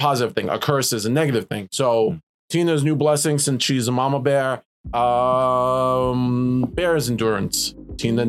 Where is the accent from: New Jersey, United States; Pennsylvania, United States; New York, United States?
New York, United States; New York City; we are from New York